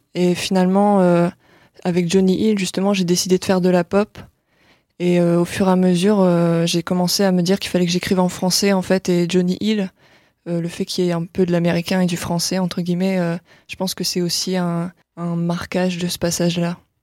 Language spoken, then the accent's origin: French; Lille, Hauts-de-France, France; also born or lived in Boulogne-sur-Mer; je suis plutôt originaire de Lille